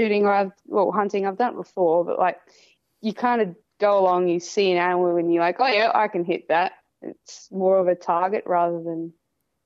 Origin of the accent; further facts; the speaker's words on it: South Australia, Australia; I am 28 from South Australia